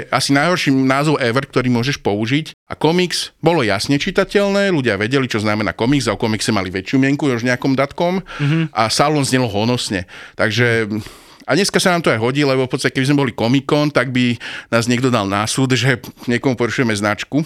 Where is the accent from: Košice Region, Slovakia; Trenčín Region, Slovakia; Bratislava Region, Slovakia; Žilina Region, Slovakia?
Bratislava Region, Slovakia; Bratislava; som bol z Bratislavy.